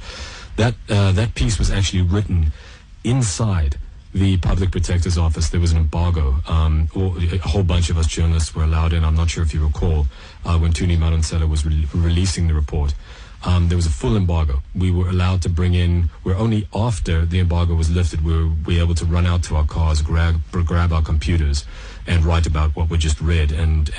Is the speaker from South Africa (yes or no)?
yes; South Africa; moved away; also born or lived in Canada / Montreal / Middle East; I was born, grew up in South Africa, and then my family moved to Canada.